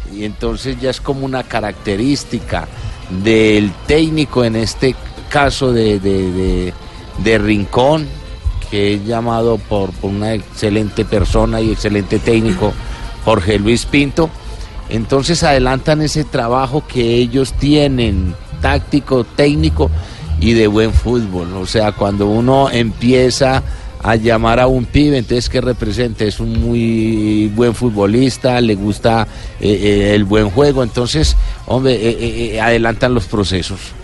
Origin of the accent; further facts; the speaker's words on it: Colombia; como colombiano